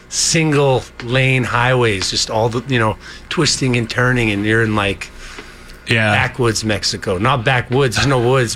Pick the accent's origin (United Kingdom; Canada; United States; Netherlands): Canada; Alberta; We are from Alberta